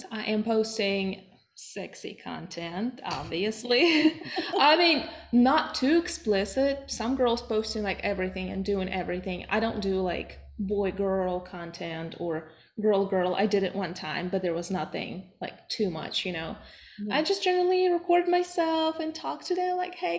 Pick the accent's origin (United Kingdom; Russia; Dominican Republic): Russia; now in United States; I'm originally from Russia.